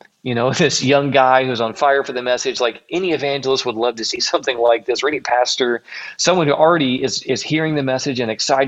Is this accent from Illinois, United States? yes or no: yes; Marion, Illinois, United States; also born or lived in Carbondale, Illinois; it's a rival town to where I grew up in Marion